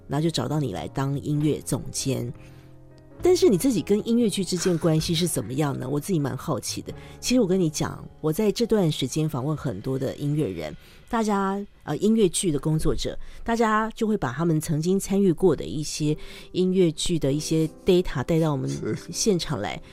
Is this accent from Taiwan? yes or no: yes; Taiwan; 我是台湾人，但我台语也不好